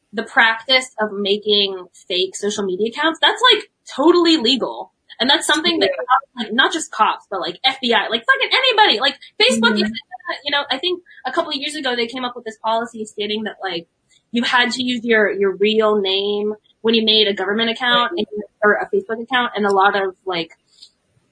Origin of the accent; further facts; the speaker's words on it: San Diego, California, United States; moved away; I'm from San Ysidro, which is a suburb, if you can call it that, of San Diego.